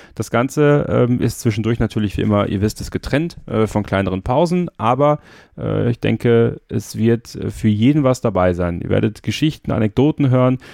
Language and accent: German; High Fens, Wallonia, Belgium; ich komme gebürtig aus, äh, aus Belgien, aus dem Hohen Fenn